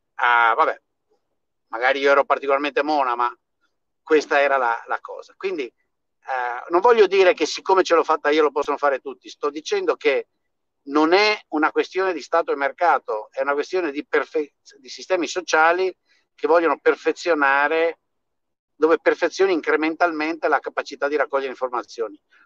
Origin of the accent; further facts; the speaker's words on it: Veneto, Italy; moved away as an adult; now in United States; sono cresciuto nel Veneto morto di fame degli anni 50 e 60